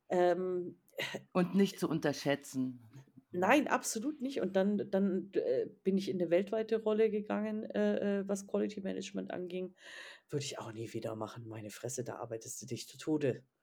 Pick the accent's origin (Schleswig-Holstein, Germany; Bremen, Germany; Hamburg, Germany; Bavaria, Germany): Bavaria, Germany; Ja, nee, also Bayern, ich komme ja aus Bayern